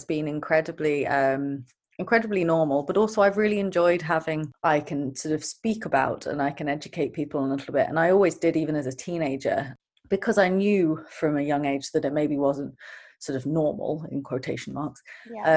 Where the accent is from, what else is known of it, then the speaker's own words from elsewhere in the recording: Brighton, South East England, United Kingdom; I was brought up in Brighton